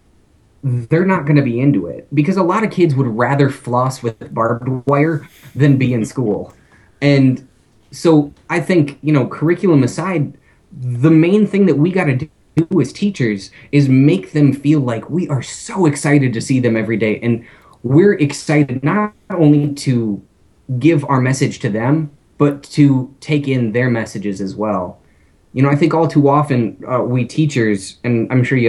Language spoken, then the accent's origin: English; Minnesota, United States; I'm from Minnesota